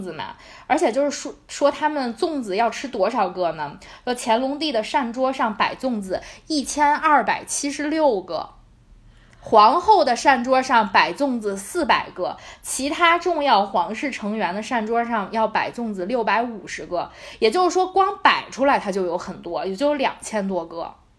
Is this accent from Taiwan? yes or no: no; northern China, China; 作为一个北方人